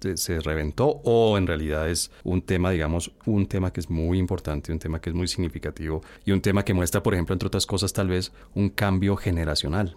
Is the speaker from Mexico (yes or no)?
no; Colombia; Uno como colombiano